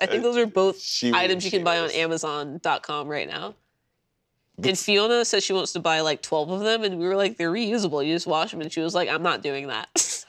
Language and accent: English; the South, United States; I'm from the South.